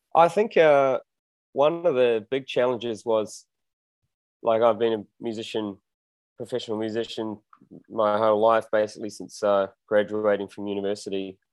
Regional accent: New Zealand; moved away as an adult; now in Mexico; I'm from New Zealand, born and bred there

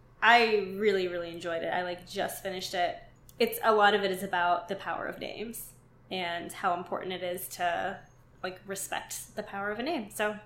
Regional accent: Pittsburgh, Pennsylvania, United States; Because I'm from Pittsburgh, and instead of slippery, we always say Slippy

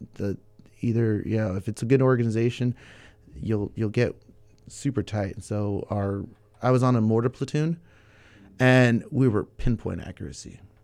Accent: Santa Barbara, California, United States; now in Ventura, United States; I was born in Santa Barbara, nineteen eighty-one. Uh, born and raised

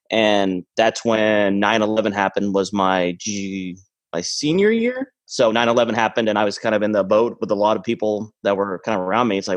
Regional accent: Mexico; also born or lived in Maine, United States; Uh, originally, I'm from. I was born in Maine. Uh, but my parents were missionaries in Mexico. So when I was a kid, I grew up kind of, uh, we were building churches, orphanages

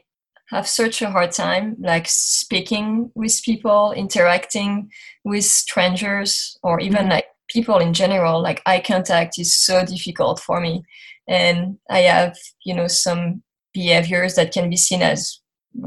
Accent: France; English is a second language; moved away as an adult; now in United States; So I grew up in France. You're going to hear my accent through this interview

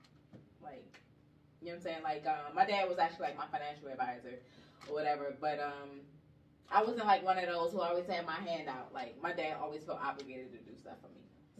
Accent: Washington, District of Columbia, United States; I'm originally from Washington, D.C.

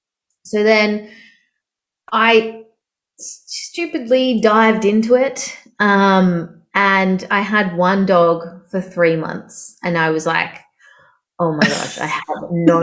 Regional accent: Melbourne, Victoria, Australia; now in Sydney, Australia; So I moved from Melbourne about 6 years ago to Sydney.

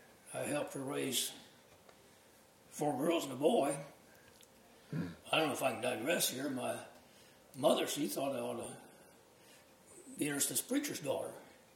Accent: Findlay, Ohio, United States; moved away as an adult; also born or lived in Owensboro, Kentucky / Petersburg, Indiana; now in Indiana, United States; I was from Findlay's about 50 miles south of Lake Erie, where I grew up.

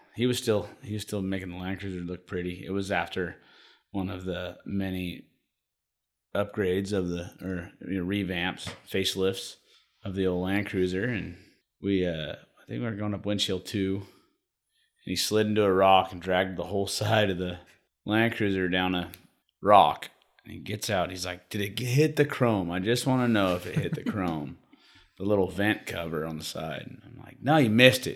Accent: Sacramento, California, United States; I grew up down in South Sac, so it was a bunch of, you know, I was in the ghetto

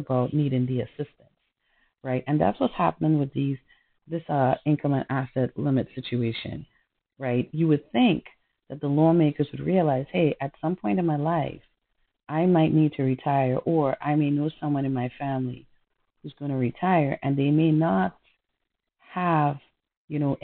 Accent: Trinidad & Tobago; moved away; I'm from Trinidad.

